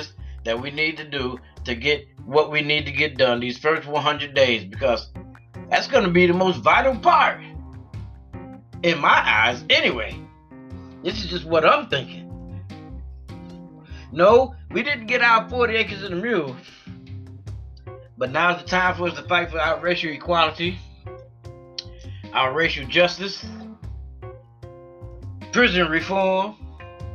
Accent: United States; We know we were born here. Well, at least 90% of us were. So we're American

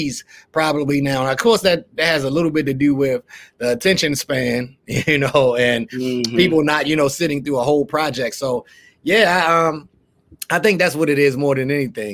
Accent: Baltimore, Maryland, United States; now in Florida, United States; I'm from Baltimore

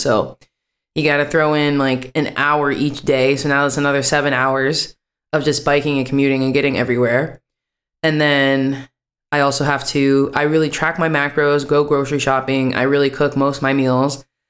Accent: West Virginia, United States; moved away as an adult; also born or lived in New York City, United States / Washington, D.C., United States; now in Amsterdam, Netherlands; I lived in West Virginia still the majority of my life

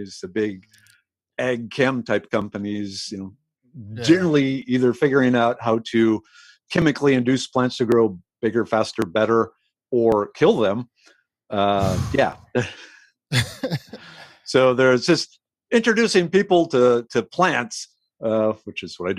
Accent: St. Michael, Minnesota, United States; moved away as an adult; also born or lived in South Dakota / Albany area, New York; now in Houston, United States; I grew up in St. Michael, Minnesota, small farming community

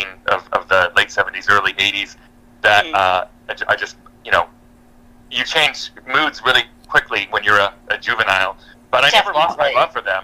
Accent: California, United States; I grew up in California

